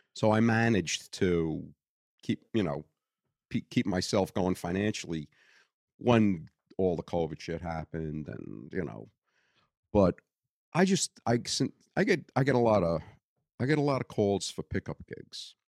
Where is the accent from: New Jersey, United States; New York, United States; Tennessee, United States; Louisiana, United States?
New York, United States; Brooklyn; accent: Brooklyn; moved away; born and raised in Greenpoint, Brooklyn